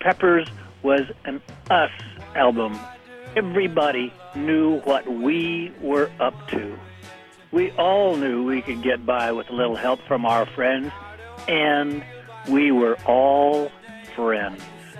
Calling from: Grants Pass, Oregon, United States; I'm calling from Grants Pass, Oregon.

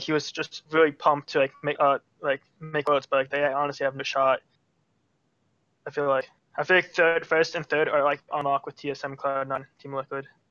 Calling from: New Jersey, United States; I'm calling from New Jersey

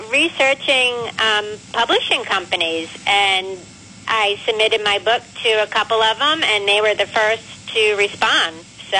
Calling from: Blackstone, Massachusetts, United States; I'm calling in from Blackstone.

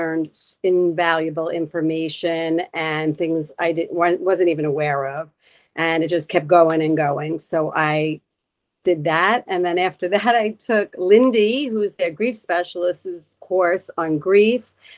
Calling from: Long Beach, New York, United States; I'm calling in from Long Beach, Long Island, New York.

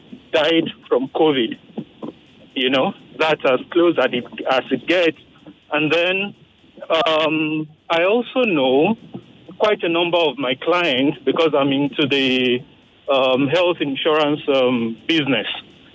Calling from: Ojodu, Lagos, Nigeria; Yeah, I'm calling from Ojodu.

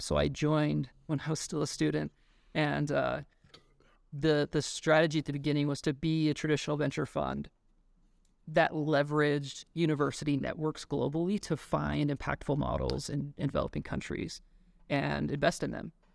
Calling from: Boulder, Colorado, United States; I am calling in from Boulder, Colorado

